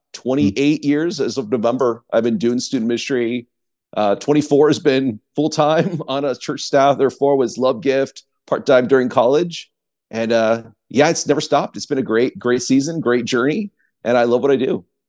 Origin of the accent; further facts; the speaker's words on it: East Coast, United States; I grew up on the East Coast, uh, as a pastor's kid